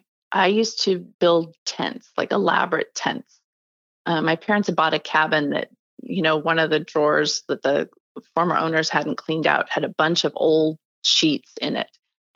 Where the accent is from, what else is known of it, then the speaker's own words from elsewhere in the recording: Mercer Island, Washington, United States; also born or lived in Bellingham, Washington / New York City; I grew up on Mercer Island, actually in the house that I live in now. I was born in, I was born in Bellingham, north of Seattle, but my parents moved down here shortly after I was born and bought some property and built a house. And I was raised in the Seattle area.